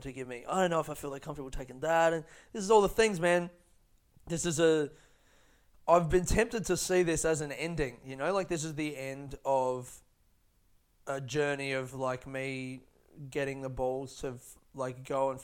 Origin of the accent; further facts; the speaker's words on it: Australia; I grew up in Australia